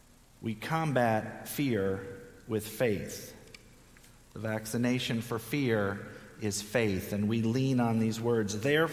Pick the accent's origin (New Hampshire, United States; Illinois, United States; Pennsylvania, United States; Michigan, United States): Pennsylvania, United States; Philadelphia; I grew up in Philadelphia, and we lived there for 5 years